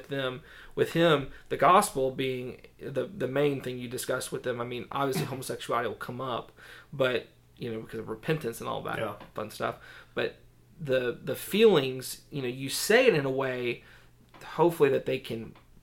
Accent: the South, United States; I grew up in the South

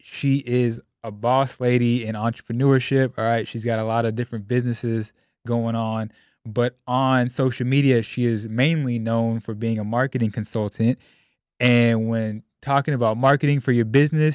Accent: Sacramento, California, United States; moved away as an adult; now in Dallas, United States; I grew up in Sacramento, California

